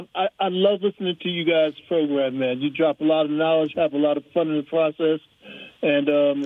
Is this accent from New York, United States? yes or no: yes; New York, United States; now in Germany; You know, I'm from New York.